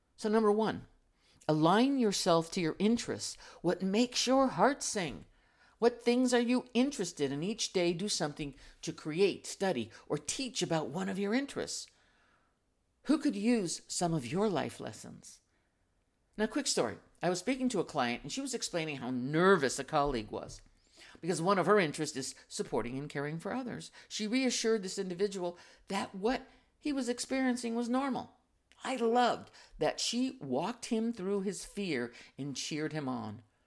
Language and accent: English; United States